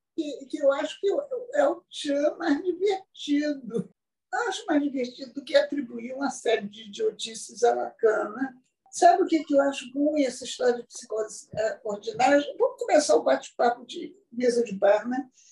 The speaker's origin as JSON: {"language": "Portuguese", "region": "Bahia", "country": "Brazil", "said": "Eu sou baiana, de família baiana, parte de pai, parte de mãe, parte de tudo, todos os lados."}